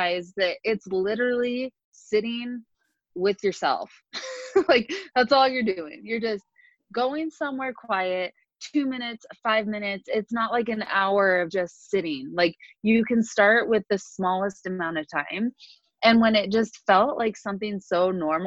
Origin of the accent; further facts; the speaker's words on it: Salt Lake City, Utah, United States; also born or lived in California; now in Salt Lake City, United States; I moved back to Salt Lake from California